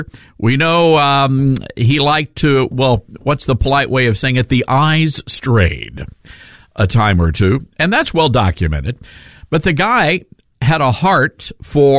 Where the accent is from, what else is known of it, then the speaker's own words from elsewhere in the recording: Tennessee, United States; I'm from Tennessee